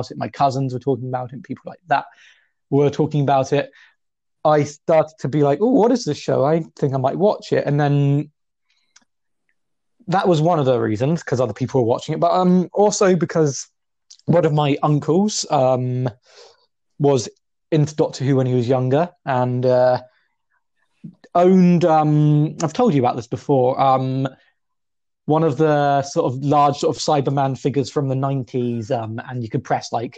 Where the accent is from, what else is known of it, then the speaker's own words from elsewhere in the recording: England, United Kingdom; I'm English